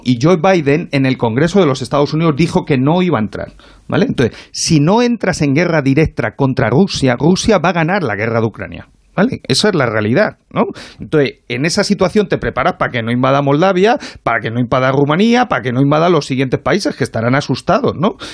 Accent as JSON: {"language": "Spanish", "country": "Spain", "said": "los españoles"}